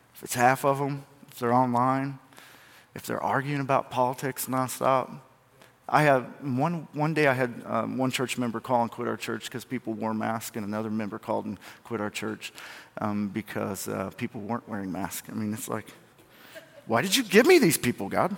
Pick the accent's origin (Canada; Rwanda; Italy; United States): United States; I'm from Milamont. It's not even a town. We don't even have population